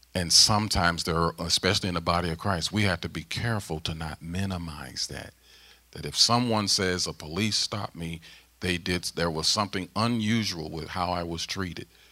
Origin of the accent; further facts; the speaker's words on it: St. Louis, Missouri, United States; moved away as an adult; now in Mechanicsburg, Pennsylvania, United States; St. Louis, my hometown, uh, in Ferguson